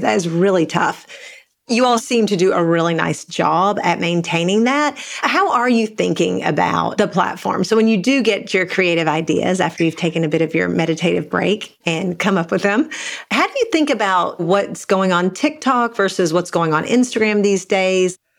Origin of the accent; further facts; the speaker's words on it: Eastern Kentucky, United States; I grew up in Eastern Kentucky in a really small town